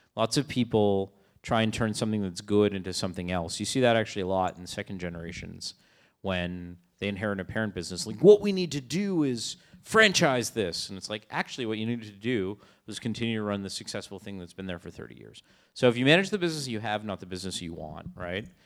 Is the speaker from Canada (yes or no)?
yes; Canada; I'm Canadian